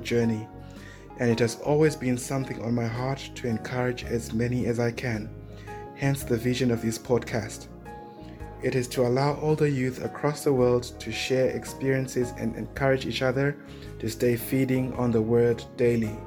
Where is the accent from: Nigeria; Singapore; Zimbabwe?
Zimbabwe; now in Melbourne, Australia; I was born and grew up in Zimbabwe, which is in Africa.